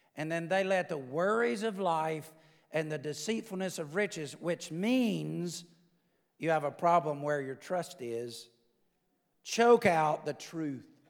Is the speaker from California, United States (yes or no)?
no; the South, Alabama, United States; I'm from the South.